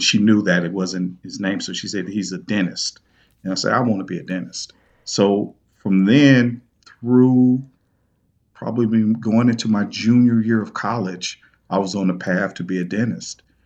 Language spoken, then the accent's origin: English; East St. Louis, Illinois, United States; my hometown, uh, East Saint Louis